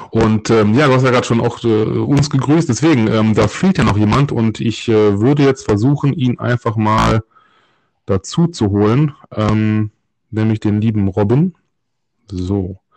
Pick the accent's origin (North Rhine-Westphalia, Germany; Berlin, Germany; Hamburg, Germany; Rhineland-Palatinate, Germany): North Rhine-Westphalia, Germany; Solingen; geborene und gebürtige Solinger sind uns Dinge, die unsere Heimatstadt betreffen, immer eine Herzensangelegenheit.